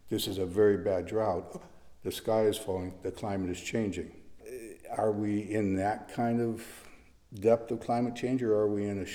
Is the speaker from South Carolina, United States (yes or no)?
no; Detroit, Michigan, United States; moved away; also born or lived in San Francisco; growing up in Detroit